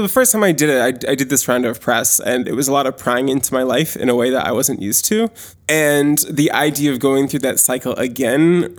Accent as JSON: {"language": "English", "region": "Maine", "country": "United States", "tie": "born or raised there", "said": "I grew up in Maine."}